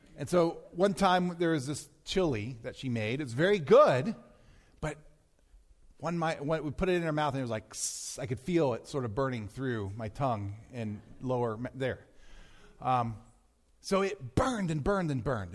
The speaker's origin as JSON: {"language": "English", "region": "Maryland", "country": "United States", "tie": "born or raised there", "moved": "yes", "said": "where I grew up in Maryland"}